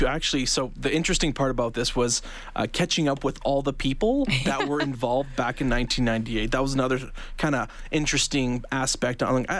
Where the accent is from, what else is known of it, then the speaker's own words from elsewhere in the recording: Calgary, Alberta, Canada; moved away as an adult; also born or lived in Lethbridge; now in Edmonton, Canada; I'm from Calgary originally, but we used to come here all the time when I was little